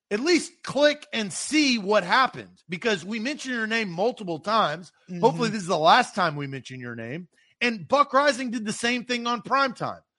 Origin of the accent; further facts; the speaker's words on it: the South, United States; accent: Southern; they would definitely say that I was from the South.